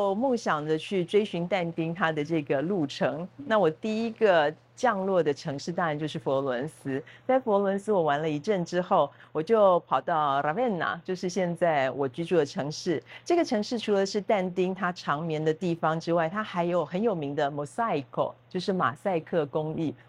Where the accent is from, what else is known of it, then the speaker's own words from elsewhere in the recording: Taipei, Taiwan; moved away as an adult; also born or lived in Italy / Oxford; now in Tainan, Taiwan; 我是台北人，